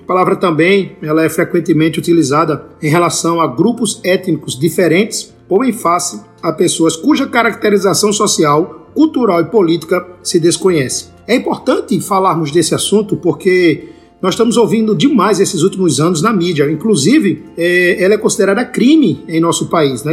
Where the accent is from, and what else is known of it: Brazil